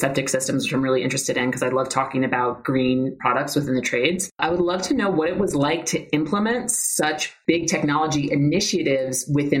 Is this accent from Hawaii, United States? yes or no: no; New York City, New York, United States; now in Los Angeles, United States; I'm from New York City. And now I'm in Los Angeles now